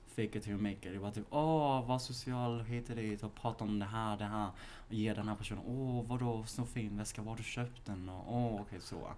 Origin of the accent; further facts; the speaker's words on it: Malmö, Skåne, Sweden; moved away as an adult; now in Stockholm, Sweden; Vi är från Malmö